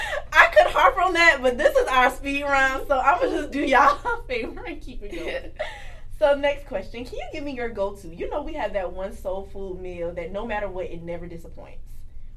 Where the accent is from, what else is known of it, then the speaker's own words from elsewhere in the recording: Kingstree, South Carolina, United States; I'm from King Street, South Carolina, which is a very country small town. And I come from a family that cooks very well.